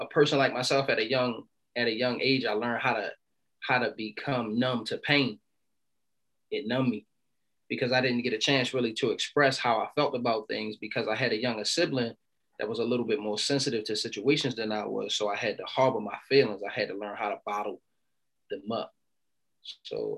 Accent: Baltimore, Maryland, United States; I'm from Baltimore City, Baltimore, Maryland

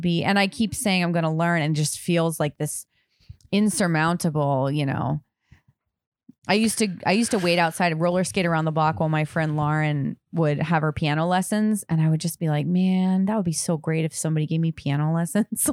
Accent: Durango, Colorado, United States; I grew up in Colorado, Durango.

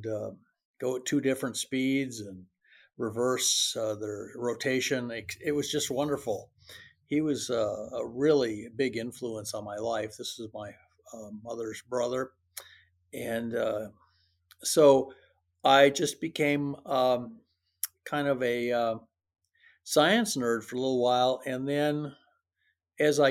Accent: Medford, Oregon, United States; also born or lived in Rochester, Minnesota; I grew up in Medford, Oregon

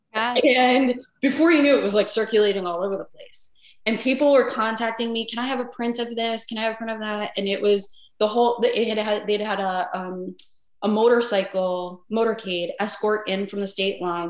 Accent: northern New Jersey, United States; moved away as an adult; also born or lived in Connecticut; now in Chicago, United States; the town I grew up in was very small.

